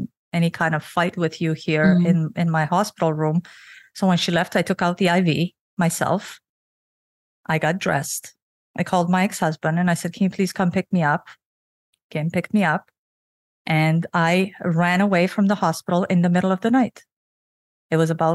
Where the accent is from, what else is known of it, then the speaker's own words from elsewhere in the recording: Romania; now in Canada; I was born and raised in Romania under the Russian communism